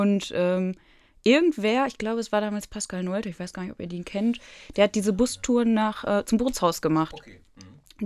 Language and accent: German; Herford, North Rhine-Westphalia, Germany; ich komme ja aus Herford und bin da auch geboren.